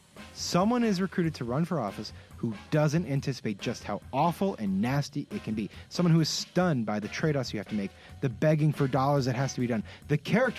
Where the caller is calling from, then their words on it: Washington, District of Columbia, United States; We're in D.C.